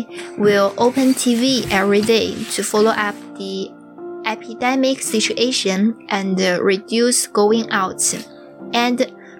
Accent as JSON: {"language": "English", "town": "Shenyang", "region": "Liaoning", "country": "China", "second_language": "English", "said": "I am a student from Shenyang."}